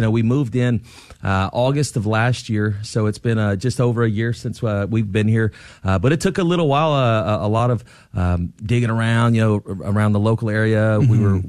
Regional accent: Jacksonville, Florida, United States; now in San Antonio, United States; Jacksonville, Florida.

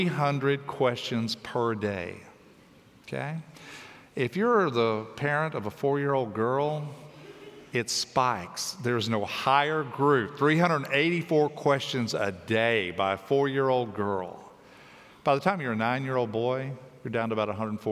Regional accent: Tennessee, United States; I grew up in Tennessee

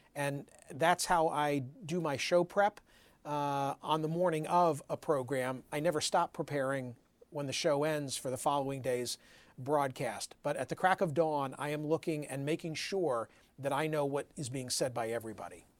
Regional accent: Doylestown, Pennsylvania, United States; also born or lived in Lehigh Valley, Pennsylvania / Philadelphia, Pennsylvania / Montgomery County, Pennsylvania; I grew up in Doylestown in Bucks County

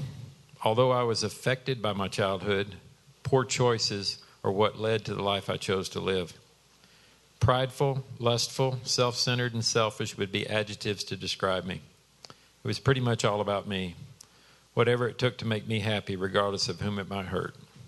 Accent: Dallas, Texas, United States; I grew up in Dallas in a home where we knew we were loved, but to say it was difficult would be an understatement.

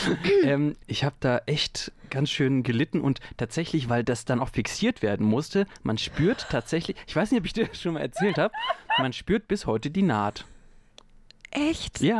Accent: North Rhine-Westphalia, Germany; ich bin am Rande des Ruhrgebiets aufgewachsen

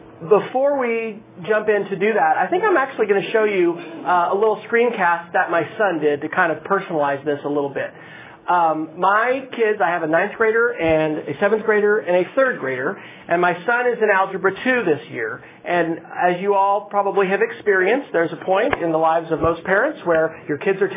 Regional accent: Manhattan, Kansas, United States; now in Yukon, United States; So I grew up in Manhattan, Kansas

